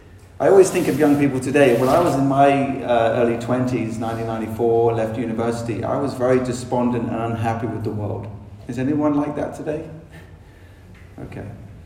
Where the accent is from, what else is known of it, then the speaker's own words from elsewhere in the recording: South West England, United Kingdom; accent: London; also born or lived in London; Obviously, you can tell I'm probably from England. I spent a lot of time in London, so I got a bit more of a London accent, although I grew up in Dorset as a teenager, which is a more country-fied, like English accent